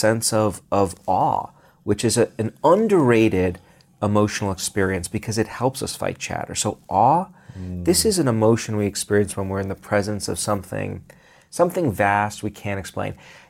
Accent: Brooklyn, New York, United States; where I grew up in Brooklyn, parks, green spaces were synonymous with getting mugged.

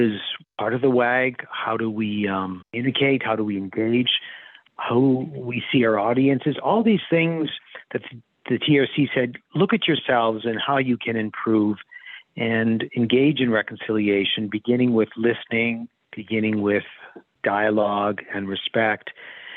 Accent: Canada; as a museum director, as a Canadian, as a settler

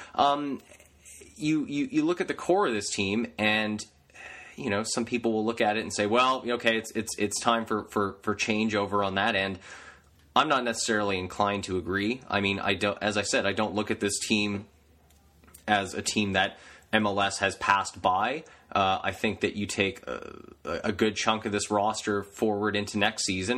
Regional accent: Canada; I'm Canadian

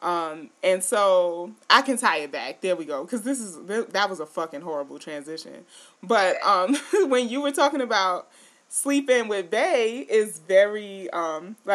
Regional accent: New York City, New York, United States; now in Syracuse, United States; I'm from New York City and I've been living in Syracuse for a while.

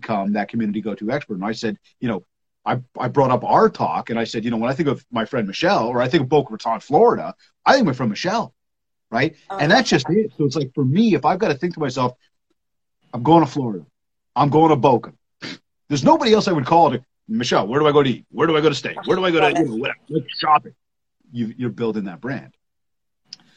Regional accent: Canada; I am from Canada

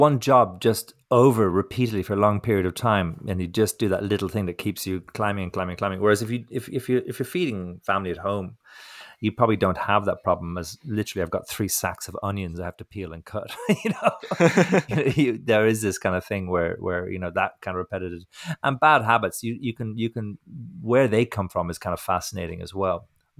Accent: Ireland; I'm being a prick now because I'm from Ireland. I'm giving the English a hard time.

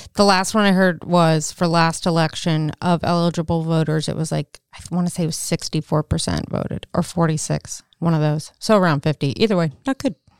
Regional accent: Maryland, United States; moved away as an adult; also born or lived in North Carolina; I went to East Carolina, but I'm from Maryland

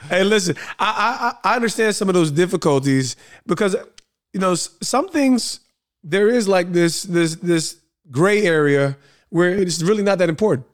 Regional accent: East Orange, New Jersey, United States; also born or lived in Montclair, New Jersey; growing up in East Orange, which is re, extremely urban

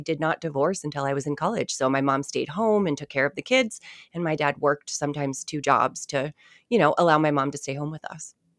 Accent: Nashua, New Hampshire, United States; I grew up in Nashua, New Hampshire, which is right on the border of Massachusetts.

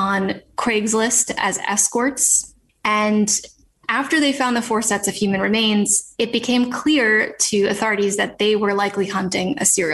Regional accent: a suburb of New York City, United States; I'm from New York. I grew up in a suburb of New York City

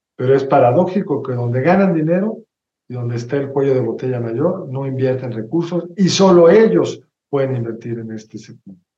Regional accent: Mexico; como mexicanos nunca hemos experimentado otra cosa

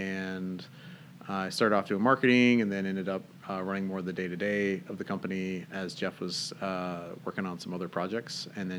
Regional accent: Northern Ireland, United Kingdom; moved away as an adult; now in United States; Yeah, so I'm actually not from Washington State. I grew up in Northern Ireland, actually. My dad was born and raised there. I was born here in the States, and when I was about a year old, my parents moved back.

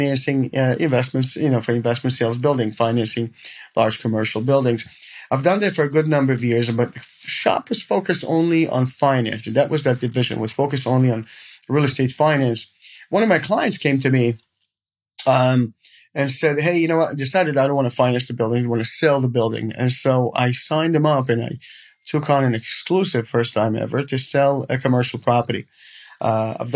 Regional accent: Israel; moved away as an adult; also born or lived in Queens, New York; now in Fort Lauderdale, United States; So I'm from Israel, born and raised, came here in 1994.

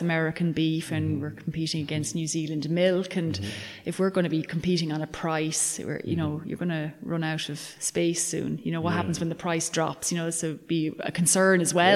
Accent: County Mayo, Connacht, Ireland; moved away; I'm from County Mayo originally

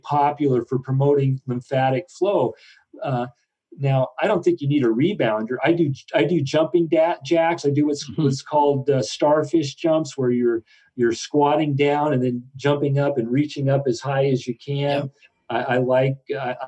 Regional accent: Southern Oregon, United States; I grew up in Southern Oregon

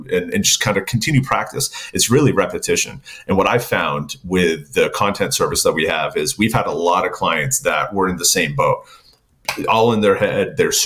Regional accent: New England, United States; accent: New England; my New England accent

